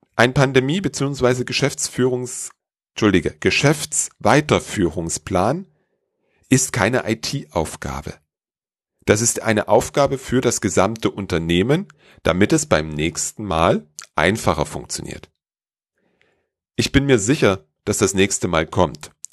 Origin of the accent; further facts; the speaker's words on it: Germany; bei uns in Deutschland